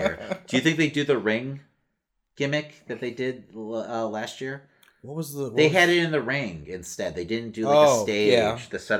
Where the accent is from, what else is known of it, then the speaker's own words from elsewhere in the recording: Chicago, Illinois, United States; we're from Chicago.